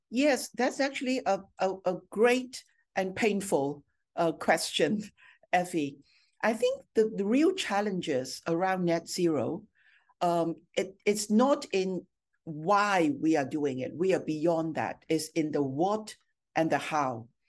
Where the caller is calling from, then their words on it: Singapore; I'm joining you from Singapore, which is our second business hub in APAC.